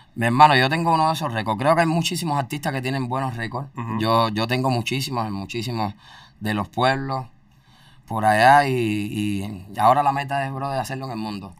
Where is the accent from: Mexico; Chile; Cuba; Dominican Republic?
Cuba; moved away as an adult; now in United States; salí de Cuba